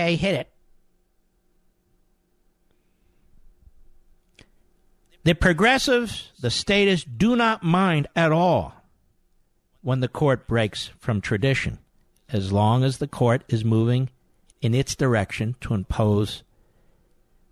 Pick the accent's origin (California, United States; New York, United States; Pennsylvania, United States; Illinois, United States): Pennsylvania, United States; Philadelphia; moved away; I want to say hello to my fellow Philadelphians